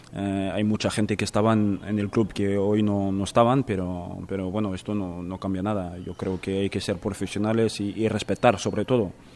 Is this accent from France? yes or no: yes; France; moved away; en mi país y en la capital